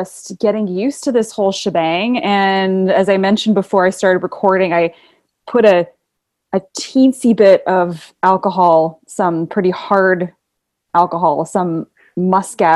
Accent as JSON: {"language": "English", "town": "North Vancouver", "region": "British Columbia", "country": "Canada", "tie": "born or raised there", "also_born_or_lived": "Toronto, Canada", "said": "I grew up in North Vancouver, British Columbia. So beautiful British Columbia, Canada. But I actually I was born in Toronto, Toronto, Canada."}